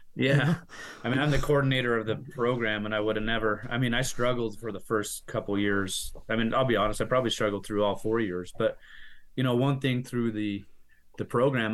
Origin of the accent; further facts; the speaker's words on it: Salt Lake City, Utah, United States; now in Santaquin, United States; I am from Salt Lake City, but we moved about five six years ago down to Santaquin, Utah